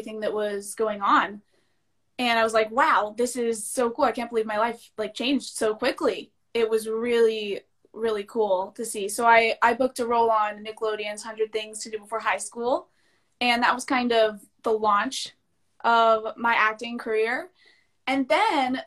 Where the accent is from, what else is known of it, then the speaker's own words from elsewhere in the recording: Louisville, Kentucky, United States; I was born in Louisville, Kentucky